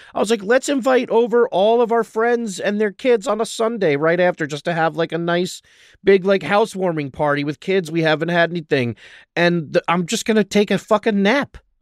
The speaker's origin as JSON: {"language": "English", "region": "New York", "country": "United States", "moved": "as an adult", "lives_now": "Los Angeles, United States", "said": "being in Los Angeles as a New Yorker"}